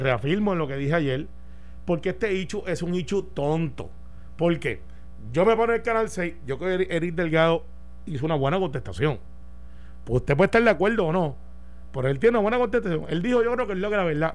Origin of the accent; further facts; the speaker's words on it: Puerto Rico; como buen puertorriqueño